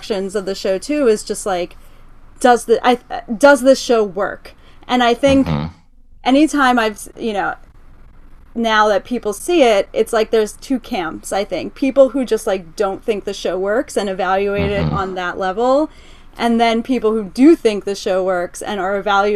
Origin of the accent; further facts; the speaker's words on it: Philadelphia, Pennsylvania, United States; I'm from Philadelphia